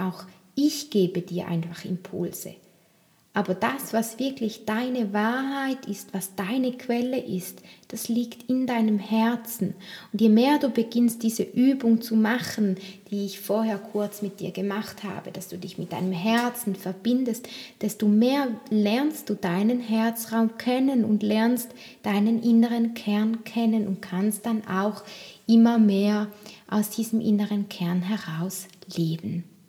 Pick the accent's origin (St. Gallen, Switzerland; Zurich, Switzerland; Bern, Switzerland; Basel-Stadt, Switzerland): St. Gallen, Switzerland; Toggenburg; bei mir im Raum, wo ich auch aufgewachsen bin in Tockenburg, wo ich herkomme